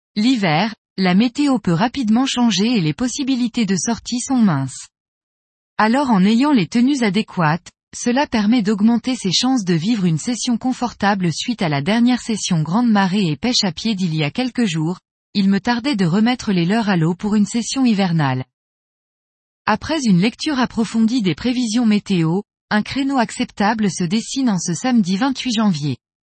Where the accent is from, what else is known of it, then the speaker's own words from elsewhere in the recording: Brittany, France; Chez nous, en Bretagne